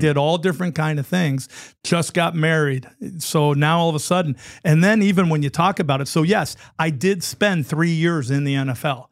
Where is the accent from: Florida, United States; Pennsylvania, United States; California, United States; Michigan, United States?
California, United States; San Francisco Bay Area; that was my hometown team